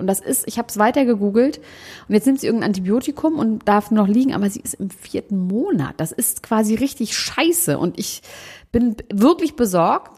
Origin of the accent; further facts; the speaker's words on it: Germany; ich bin Deutscher